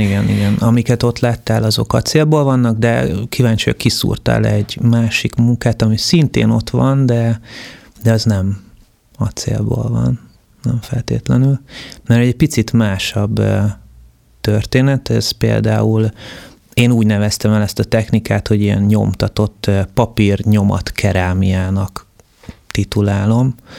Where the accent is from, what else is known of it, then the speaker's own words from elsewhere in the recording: Budapest agglomeration, Hungary; az első generációs családok közé tartozok, akik, ö, az agglomerációba kiköltöztek. Tehát, hogy amikor mi mondjuk, ö, kiköltöztünk Budapestről